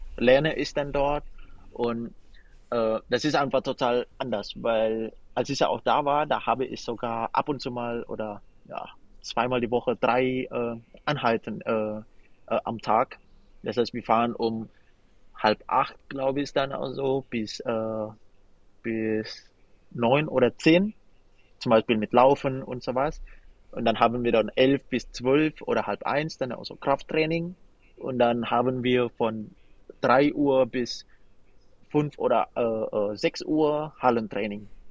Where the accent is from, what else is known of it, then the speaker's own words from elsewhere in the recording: Indonesia; German is a second language; also born or lived in Wipperfeld, Germany; now in Germany; das ist ja immerhin mein Heimatland